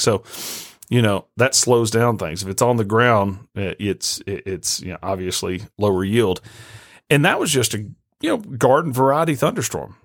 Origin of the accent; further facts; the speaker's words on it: Nashville, Tennessee, United States; moved away as an adult; also born or lived in Arkansas; now in Jonesboro, United States; I grew up in Nashville.